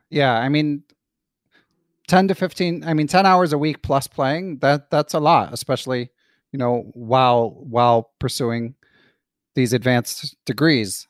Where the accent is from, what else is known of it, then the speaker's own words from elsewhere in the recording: Philadelphia, Pennsylvania, United States; also born or lived in Pittsburgh; me growing up in Philly